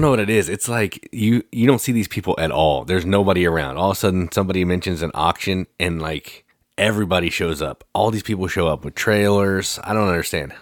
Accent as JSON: {"language": "English", "region": "Midwest", "country": "United States", "said": "I'm from the Midwest"}